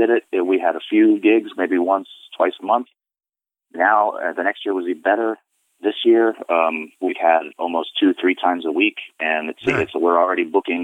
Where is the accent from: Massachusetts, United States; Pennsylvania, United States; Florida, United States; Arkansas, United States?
Florida, United States; moved away as an adult; also born or lived in New York; now in Rhode Island, United States; I live in Rhode Island now, but I grew up in Florida